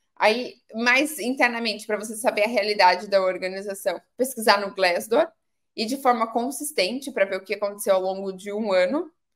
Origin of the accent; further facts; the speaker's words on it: Pedreira, São Paulo, Brazil; eu sou do, de uma cidade do interior de São Paulo, uma cidade chamada Pedreira